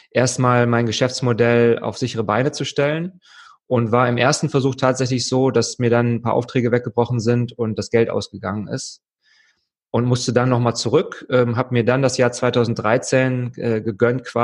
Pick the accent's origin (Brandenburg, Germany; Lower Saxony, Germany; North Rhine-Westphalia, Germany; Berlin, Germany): North Rhine-Westphalia, Germany; Wuppertal; Ich komme aus Wuppertal ursprünglich. ähm, das ist gar nicht mal so weit weg von Köln, deswegen freue ich mich, ein bisschen in der Heimat vorbeizuschauen.